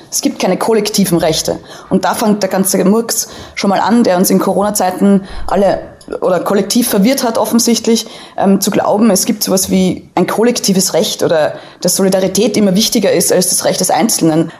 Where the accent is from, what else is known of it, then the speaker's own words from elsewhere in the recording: Austria; als Österreicherin